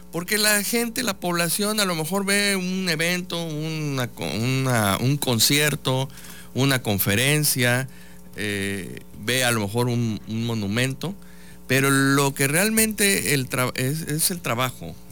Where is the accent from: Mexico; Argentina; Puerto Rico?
Mexico; Veracruz; esta forma de visualizarnos como mexicanos, como veracruzanos